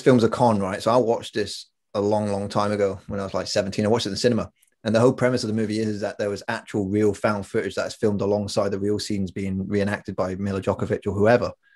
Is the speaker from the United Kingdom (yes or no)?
yes; middle of England, United Kingdom; accent: weird accent, half Scottish; we come from this town in the middle of England, and a bunch of Scottish people moved there during World War II for the steelworks and uh, okay. they, they never left. So we're the offspring of these quasi English Scottish people. That's why we got a weird accent